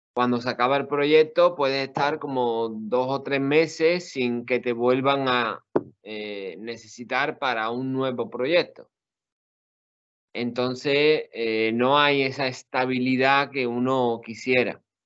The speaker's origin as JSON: {"language": "Spanish", "town": "Seville", "region": "Andalusia", "country": "Spain", "also_born_or_lived": "Puebla, Mexico", "said": "soy de Sevilla"}